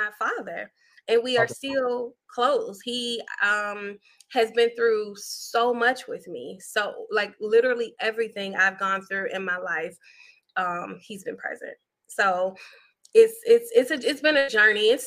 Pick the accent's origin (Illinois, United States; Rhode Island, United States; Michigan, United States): Illinois, United States; Chicago; moved away; I grew up on the South Side, 79th Street